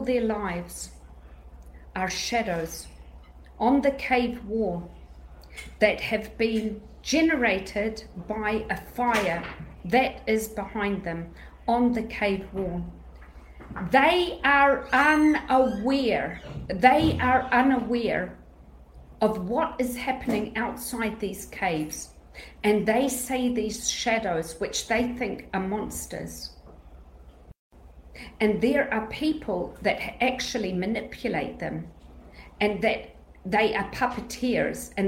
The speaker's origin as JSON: {"language": "English", "country": "Greece", "said": "I'm Greek"}